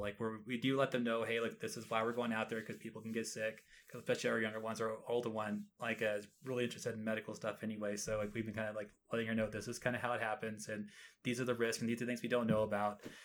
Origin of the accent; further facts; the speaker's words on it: Texas, United States; moved away; I was born and raised in Texas